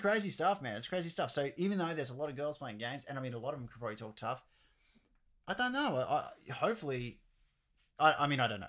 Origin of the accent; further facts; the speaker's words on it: Australia; we're Australian as well